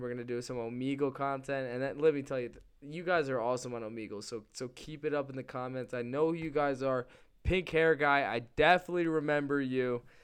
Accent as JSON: {"language": "English", "region": "Connecticut", "country": "United States", "tie": "born or raised there", "said": "we're from Connecticut and we grew up right next to those tobacco fields."}